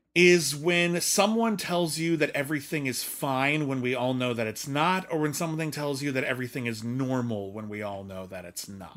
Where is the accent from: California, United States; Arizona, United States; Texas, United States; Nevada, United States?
California, United States; Pasadena; my hometown of Pasadena